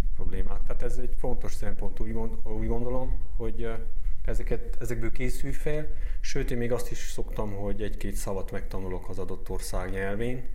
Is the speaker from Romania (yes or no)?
yes; Romania; also born or lived in Kurdistan; ebbe az országba élve nem kiabáljuk nagy dobbal, hogy románok vagyunk, vagy román állampolgárok vagyunk